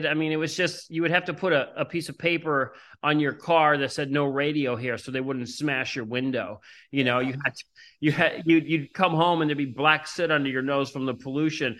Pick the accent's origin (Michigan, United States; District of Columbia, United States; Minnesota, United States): District of Columbia, United States; Washington; also born or lived in New York City; now in Austin, United States; I'm originally from Washington, D.C.